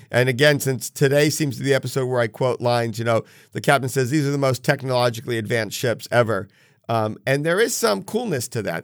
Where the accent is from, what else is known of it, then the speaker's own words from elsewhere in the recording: New England, United States; growing up in New England